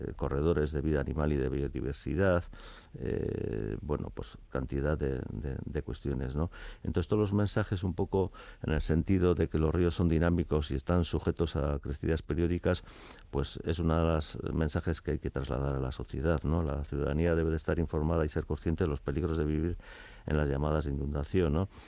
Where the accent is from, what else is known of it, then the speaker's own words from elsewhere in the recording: Tolosa, Basque Country, Spain; Yo sí soy de Tolosa, sí de, pequeño he vivido